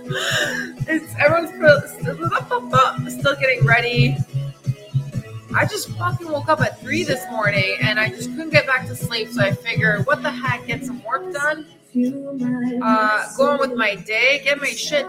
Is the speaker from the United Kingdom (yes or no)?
no; Canada; moved away as an adult; also born or lived in Belgium; now in Tulum, Mexico; I'm from Canada, originally from Belgium. And I just picked up my shit and left at 33 years old.